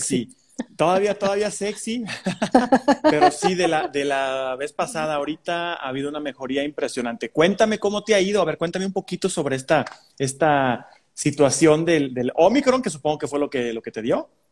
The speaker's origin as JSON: {"language": "Spanish", "country": "Mexico", "said": "los mexicanos tenemos un acento un poquito más neutro"}